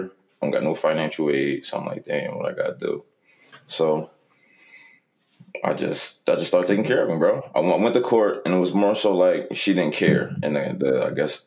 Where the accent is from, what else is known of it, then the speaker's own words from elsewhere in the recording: Philadelphia, Pennsylvania, United States; North Philly, best part of Philly